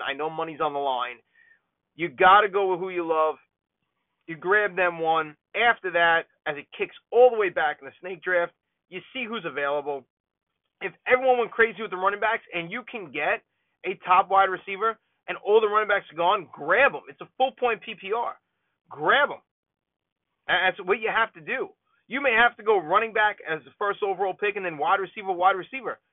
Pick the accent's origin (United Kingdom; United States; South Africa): United States; New York; as a New Yorker and as a Jets fan